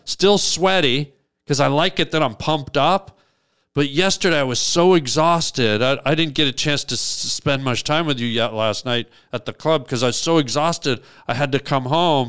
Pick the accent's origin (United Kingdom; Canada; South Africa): Canada; moved away as an adult; I was from Canada.